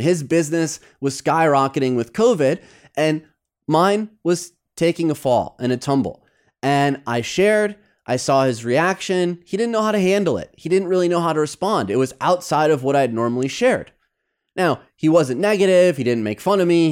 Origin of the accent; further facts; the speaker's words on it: Midwest, United States; moved away as an adult; also born or lived in New York; now in Los Angeles, United States; Growing up in the Midwest